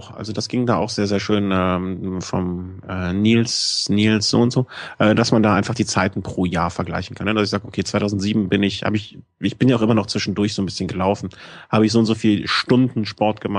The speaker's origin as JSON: {"language": "German", "town": "Cologne", "region": "North Rhine-Westphalia", "country": "Germany", "said": "ich bin halt Kölner."}